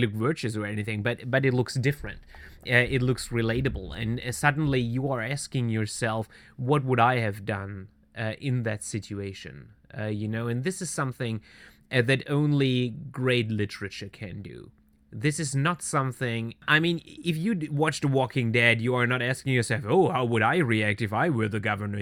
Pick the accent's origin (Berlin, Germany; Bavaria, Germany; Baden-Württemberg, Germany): Baden-Württemberg, Germany; Swabia, near Stuttgart; I was born and raised in southern Germany, uh, southwest Germany which is uh, Swabia. I'm coming from the uh, uh, direct surroundings of the state capital of Stuttgart